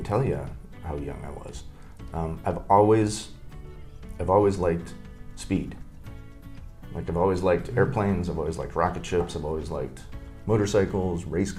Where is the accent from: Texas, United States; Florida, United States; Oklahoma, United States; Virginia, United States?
Virginia, United States; Northern; moved away as an adult; also born or lived in Hawaii / Connecticut / Santa Cruz, California; so we moved to D.C., so I grew up in Northern Virginia.